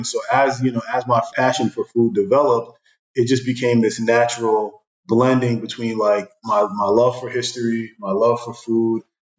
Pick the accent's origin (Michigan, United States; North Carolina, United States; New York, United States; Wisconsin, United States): New York, United States; Brooklyn; I grew up in Brooklyn